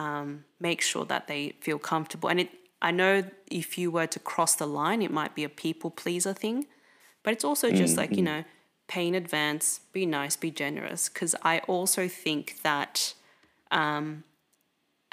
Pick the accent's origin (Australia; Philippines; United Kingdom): Australia; I'm second gen, so I'm born and raised in Australia